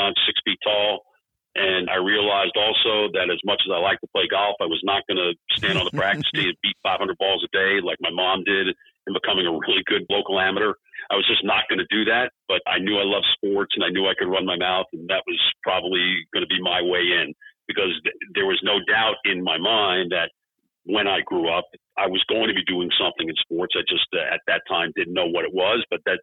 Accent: New York, United States; I grew up in New York

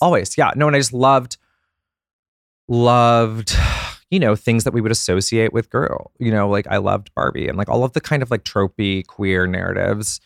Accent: Atlanta, Georgia, United States; I grew up in Atlanta, Georgia

